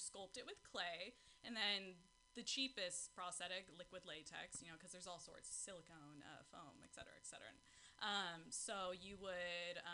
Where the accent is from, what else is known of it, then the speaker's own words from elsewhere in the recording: Pacifica, California, United States; I'm born and raised in Pacifica, right? Taco Bell Beach, that's what we call it